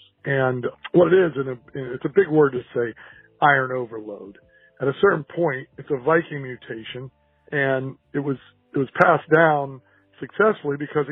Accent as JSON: {"language": "English", "town": "Portland", "region": "Oregon", "country": "United States", "said": "I'm from Portland, Oregon"}